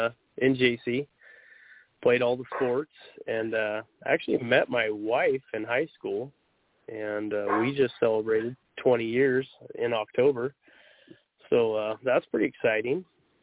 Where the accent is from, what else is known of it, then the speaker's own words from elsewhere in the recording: Junction City, Oregon, United States; also born or lived in Coos Bay, Oregon / Arizona; I was actually born over on the coast, Coos Bay, and we moved to Junction City when I was just a couple of years old, about 5 or so. And I've actually been in Lane County ever since. Took off for a couple of years, went to school in Arizona, and could not wait to get back